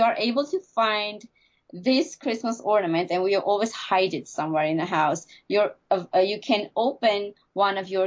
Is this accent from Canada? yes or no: no; Armenia; moved away; growing up in Armenia